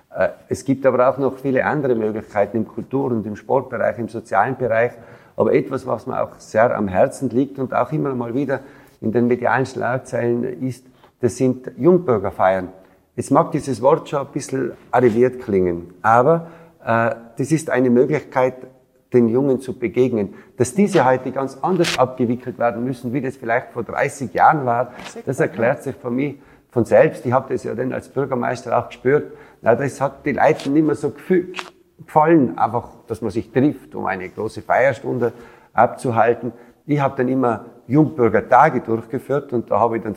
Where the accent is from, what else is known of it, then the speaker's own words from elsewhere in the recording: Tyrol, Austria; 22-jährig habe ich natürlich auch die Stimmung in meiner Heimatgemeinde mitbekommen